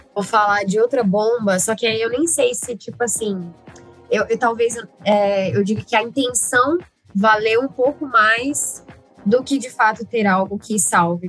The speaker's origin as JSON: {"language": "Portuguese", "town": "Uberlândia", "region": "Minas Gerais", "country": "Brazil", "said": "eu sou mineira, sou de Uberlândia"}